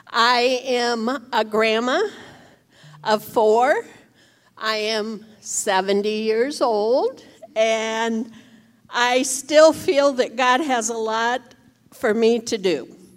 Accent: Indiana, United States; moved away as an adult; I am a transplant from Indiana. I moved down here about 7 years ago. Yay, Indiana.

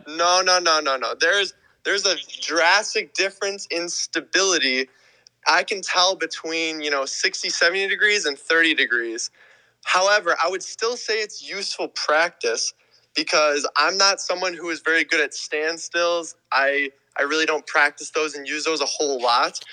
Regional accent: Wisconsin, United States; I'm from Wisconsin

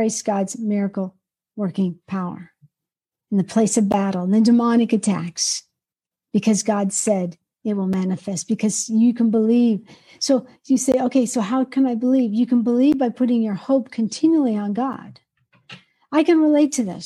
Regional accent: Georgia, United States; I'm from Georgia

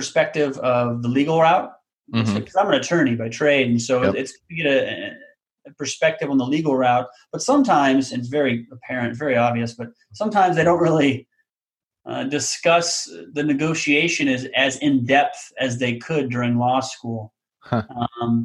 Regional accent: Council Bluffs, Iowa, United States; also born or lived in Omaha, Nebraska; So I was born in Counts Bluffs, Iowa, which is just a suburb of Omaha, Nebraska. So I've actually born and raised in the Omaha area, you know, grew up here.

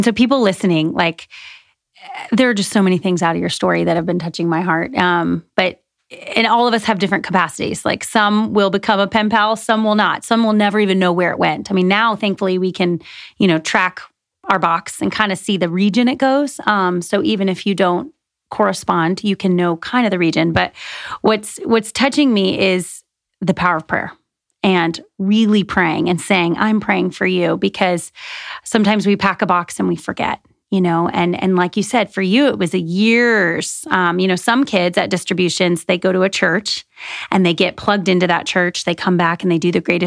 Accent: United States; growing up in America

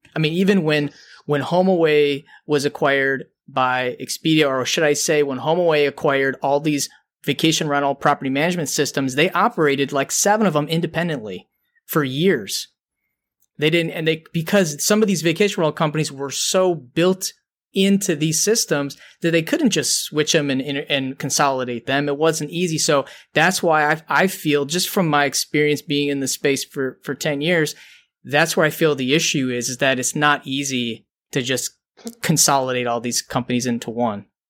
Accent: Detroit, Michigan, United States; we're from Detroit

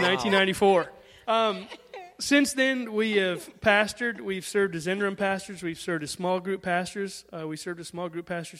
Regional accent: Columbia, United States; also born or lived in Michigan; I grew up in Columbia, so I had already had some connections with the church.

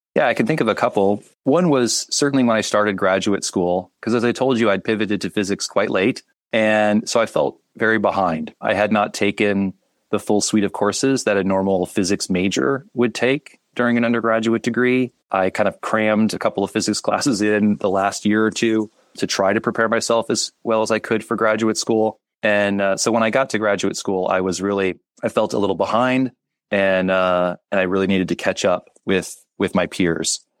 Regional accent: Kansas, United States; moved away as an adult; now in Chicago, United States; I'm originally from Kansas. I uh, I did my undergraduate at the University of Kansas in Lawrence, which was only about 40 minutes from where I grew up

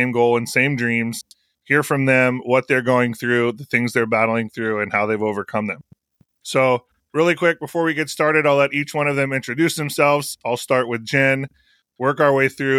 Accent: San Luis Obispo, California, United States; originally from San Luis Obispo, California

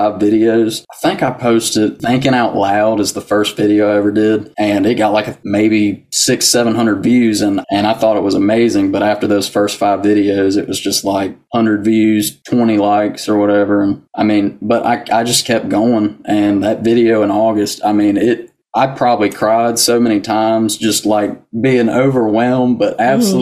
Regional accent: Brown Summit, North Carolina, United States; born or raised there; also born or lived in Yanceyville, North Carolina; now in McLeansville, United States

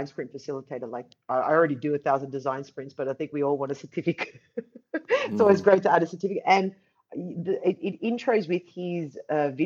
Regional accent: Australia; now in Amsterdam, Netherlands; I'm from Australia. I live in Amsterdam now.

